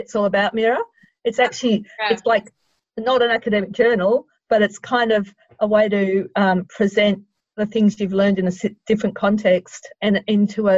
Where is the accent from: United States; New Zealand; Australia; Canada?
Australia; Sydney, New South Wales; I'm a Sydney girl, so I'm not from Melbourne.